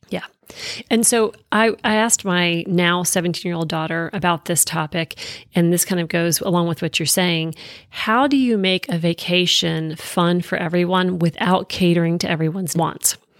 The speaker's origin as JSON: {"language": "English", "region": "East Coast", "country": "United States", "tie": "born or raised there", "moved": "yes", "said": "I grew up on the East Coast"}